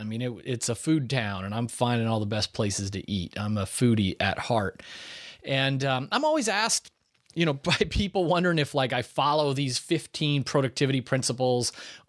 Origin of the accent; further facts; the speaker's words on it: Ireland; So I spent time at Irish Kevin's Bar, which is a famous bar down there. One, because I'm Irish.